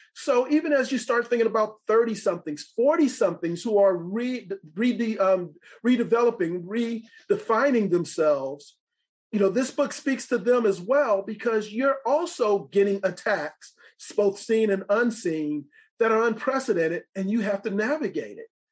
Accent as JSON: {"language": "English", "town": "Los Angeles", "region": "California", "country": "United States", "tie": "born or raised there", "also_born_or_lived": "Franklin, Tennessee", "moved": "as an adult", "lives_now": "California, United States", "said": "growing up in Los Angeles"}